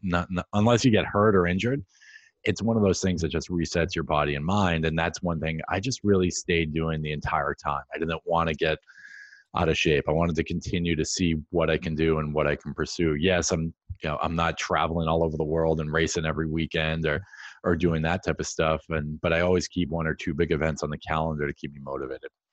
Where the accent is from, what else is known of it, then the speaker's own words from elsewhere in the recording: Central Massachusetts, United States; I grew up in Central Mass